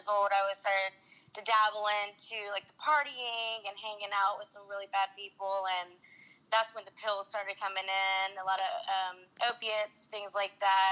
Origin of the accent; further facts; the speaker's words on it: Anderson, Indiana, United States; I was from Anderson, Indiana, a small town in Indiana.